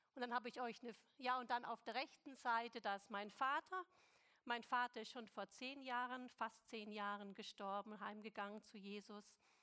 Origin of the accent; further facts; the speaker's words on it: Stuttgart, Baden-Württemberg, Germany; moved away; also born or lived in China; Ich bin in Stuttgart geboren, im Schwabenland